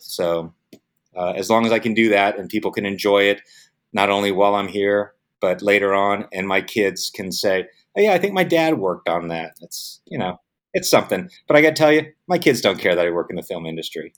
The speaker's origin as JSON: {"language": "English", "town": "San Diego", "region": "California", "country": "United States", "tie": "born or raised there", "also_born_or_lived": "Vietnam", "said": "I grew up in San Diego."}